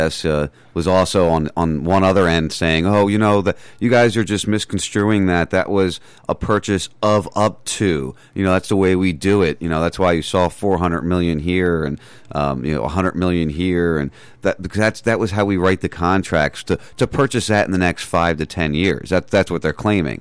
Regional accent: New Jersey, United States; moved away as an adult; now in Florida, United States; I was born and raised in New Jersey

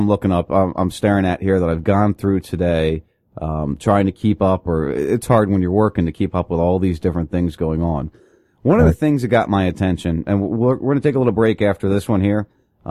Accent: New Jersey, United States; I grew up in Jersey.

